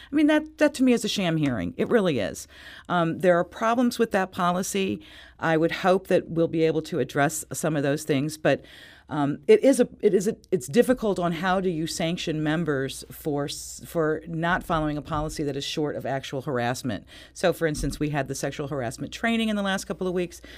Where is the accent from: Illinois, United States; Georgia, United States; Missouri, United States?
Missouri, United States; Richmond Heights; I'm from Richmond Heights